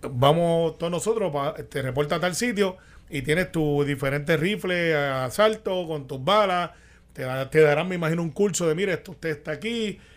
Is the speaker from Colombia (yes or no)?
no; Guaynabo, Puerto Rico; yo soy de Guaynabo del campo